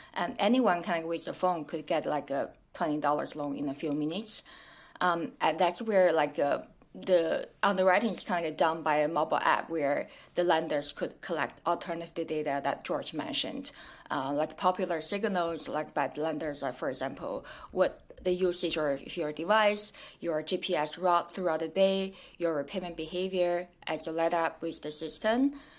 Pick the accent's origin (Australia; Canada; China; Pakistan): China; moved away; also born or lived in Kenya / New York; I'm originally from China